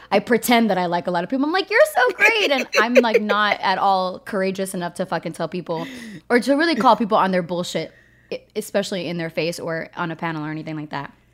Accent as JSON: {"language": "English", "region": "East Coast", "country": "United States", "tie": "born or raised there", "said": "from Colombian uh, uh, heritage, and I grew up in the East Coast"}